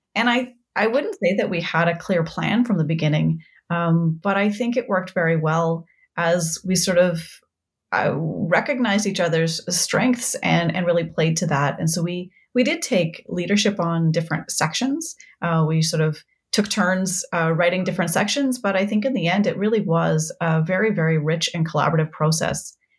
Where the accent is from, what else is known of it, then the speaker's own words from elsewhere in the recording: Saskatoon, Saskatchewan, Canada; also born or lived in Halifax; I grew up in Saskatoon